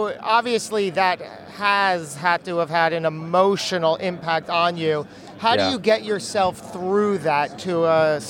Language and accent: English; New Jersey, United States; I'm Jersey born and bred.